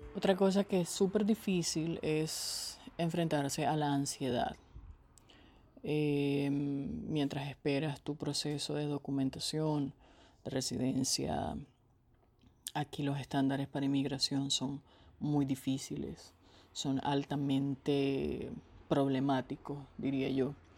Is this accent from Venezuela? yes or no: yes; Venezuela; moved away as an adult; sin poder estar en el hogar en el que nací y crecí